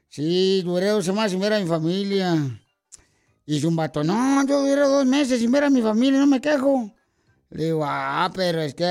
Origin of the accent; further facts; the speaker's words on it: Sahuayo, Michoacán, Mexico; yo de donde soy. No marche, tenemos una iglesia en saguay Michoacán.